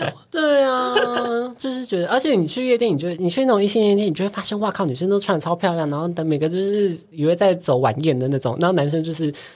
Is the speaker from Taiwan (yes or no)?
yes; Taiwan; 我们台湾人都很推荐